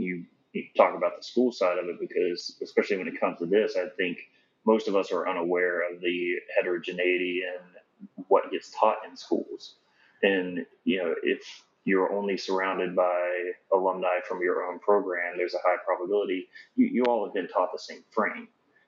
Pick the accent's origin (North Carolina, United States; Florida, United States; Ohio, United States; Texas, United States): Florida, United States; I come from Florida.